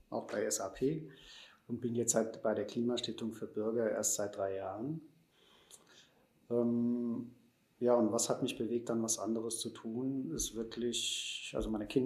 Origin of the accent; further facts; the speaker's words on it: Germany; aber wir sind ja da schon dabei als Deutsche und so, bin ich eigentlich durchs Leben gegangen.